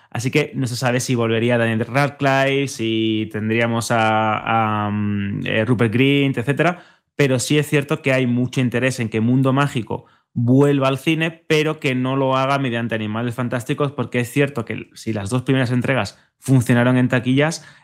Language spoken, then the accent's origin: Spanish; Region of Murcia, Spain; sí, soy de Murcia.